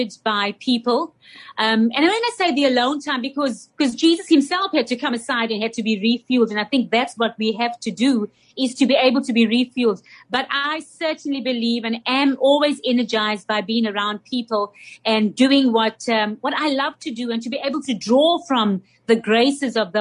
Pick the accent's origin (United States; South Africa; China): South Africa; as a South African, I've been able to see the transitions that our nation has gone through